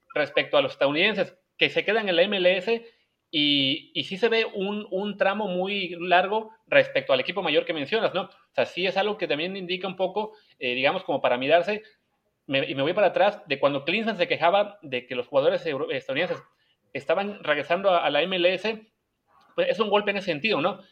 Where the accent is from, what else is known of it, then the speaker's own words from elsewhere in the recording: Mexico; en México de repente nos pasa